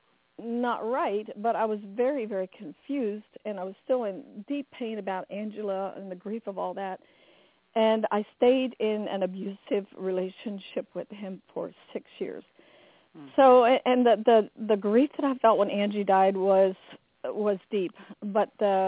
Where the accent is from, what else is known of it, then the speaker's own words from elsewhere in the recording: United States; I grew up in the Amish culture. I was Amish